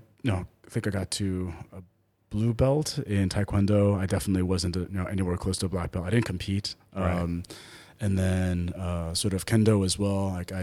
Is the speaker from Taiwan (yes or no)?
yes; Taipei, Taiwan; also born or lived in United States; So I basically grew up in Taipei, and I went to an international school there. So I grew up in a multilingual environment. I learned Mandarin